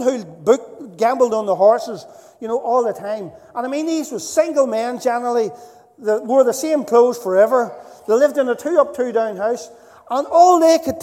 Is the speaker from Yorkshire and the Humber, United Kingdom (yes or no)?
no; Northern Ireland, United Kingdom; moved away; also born or lived in Dundalk; I was growing up in Northern Ireland